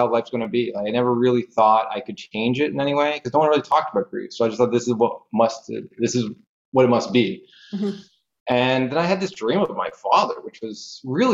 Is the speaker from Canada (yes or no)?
yes; Canada; I'm from Canada